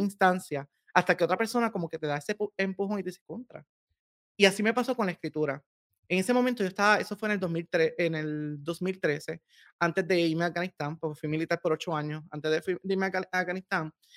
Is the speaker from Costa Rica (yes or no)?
no; Corozal, Puerto Rico; moved away as an adult; yo vengo de un hermoso pueblo en Puerto Rico que se llama Corozal. Mm. Eh, allí en la montaña, en el centro, este, ahí, viví hasta mis 24 años